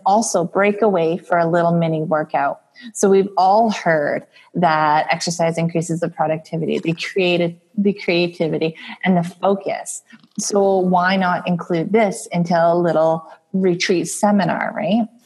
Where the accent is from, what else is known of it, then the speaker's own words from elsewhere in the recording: Alberta, Canada; I'm from Alberta, Canada, where we had a hit recently with oil and gas.